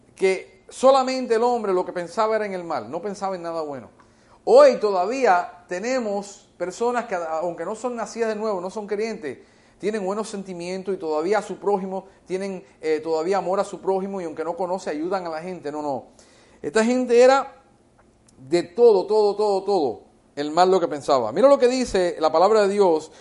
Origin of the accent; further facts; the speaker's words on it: United States; first language English; Spanish is a second language; Yo me crié en este país de la edad de un año, en los Estados Unidos. Yo aprendí inglés, mi primera lengua es inglés